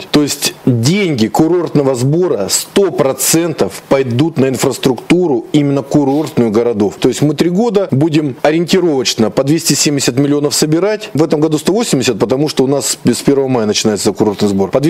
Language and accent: Russian; Rostov-on-Don, Rostov Oblast, Russia; Мы из Ростова-на-Дону ездим более 15 лет на курорты Ставропольского края.